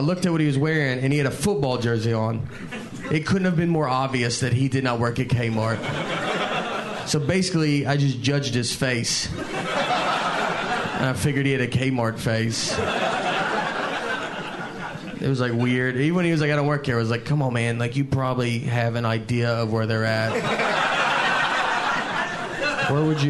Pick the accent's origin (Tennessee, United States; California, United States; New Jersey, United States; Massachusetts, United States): Tennessee, United States; moved away as an adult; now in New York, United States; I'm from Tennessee